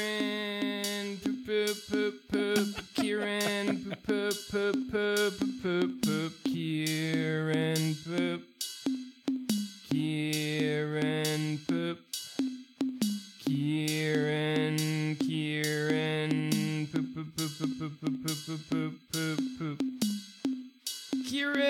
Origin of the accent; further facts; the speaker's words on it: Australia; I'm an Australian